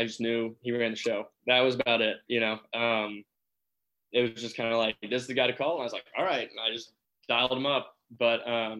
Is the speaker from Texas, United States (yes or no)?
yes; Texas, United States; also born or lived in Hong Kong / Singapore; I grew up in Texas